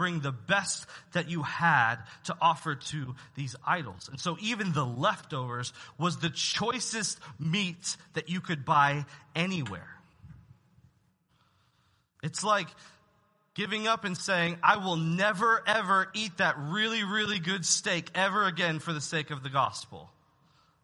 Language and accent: English; United States; as Americans, as American citizens